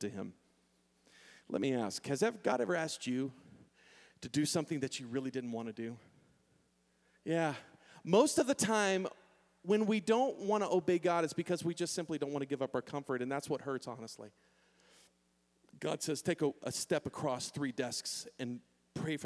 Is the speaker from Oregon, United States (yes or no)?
no; San Antonio, Texas, United States; moved away as an adult; now in Manitou Springs, United States; I know San Antonio. I was raised in San Antonio